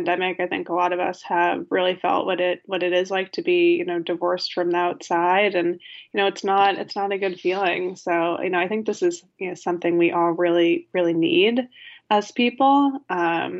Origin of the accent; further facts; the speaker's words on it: Connecticut, United States; moved away as an adult; now in New York City, United States; I grew up in Connecticut.